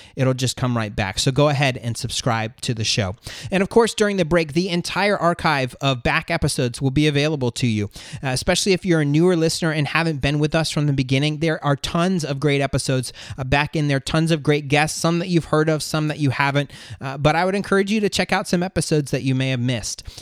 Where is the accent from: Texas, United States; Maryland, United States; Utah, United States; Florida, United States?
Florida, United States; moved away as an adult; now in North Georgia, United States; We're moving from North Georgia back home to Florida to be closer to family.